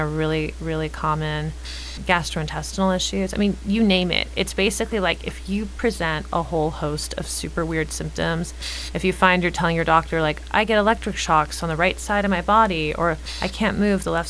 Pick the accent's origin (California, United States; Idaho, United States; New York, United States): California, United States; Los Angeles; I was raised in the East Side. I'm staying in the East Side